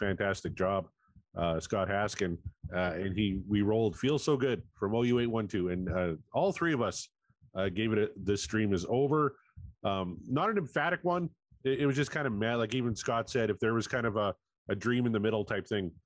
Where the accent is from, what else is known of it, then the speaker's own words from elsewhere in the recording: Canada; I'm Canadian.